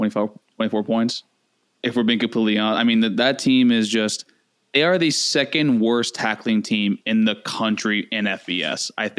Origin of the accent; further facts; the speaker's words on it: South Florida, United States; Like, most of you fans probably know I'm from the South Florida area.